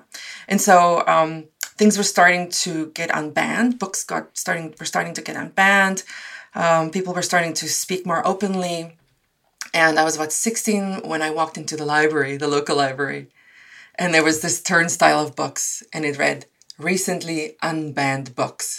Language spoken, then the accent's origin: English; South Africa; moved away as an adult; now in Canada; I was born and raised in South Africa, and I've spent the first 23 years of my life in South Africa